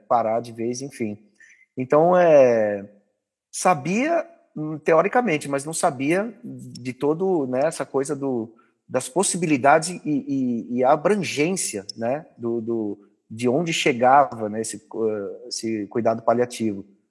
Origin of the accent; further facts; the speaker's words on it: Brazil; como brasileiro, como cidadão